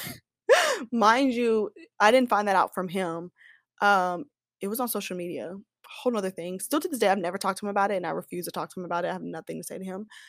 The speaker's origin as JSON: {"language": "English", "town": "Kansas City", "region": "Missouri", "country": "United States", "moved": "yes", "lives_now": "Dallas, United States", "said": "I'm from Kansas City, S, Missouri"}